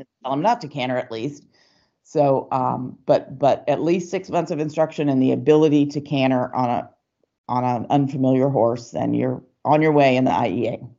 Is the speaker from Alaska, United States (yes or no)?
no; Atlanta, Georgia, United States; I grew up in Atlanta, Georgia